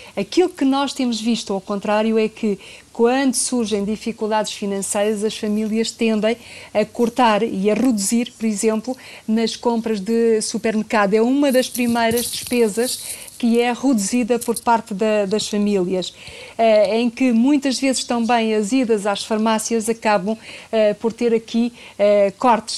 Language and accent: Portuguese; Portugal; nós portugueses